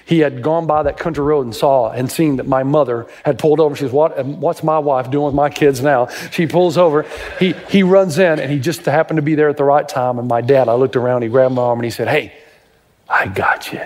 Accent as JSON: {"language": "English", "region": "Tennessee", "country": "United States", "tie": "born or raised there", "said": "I grew up in Tennessee"}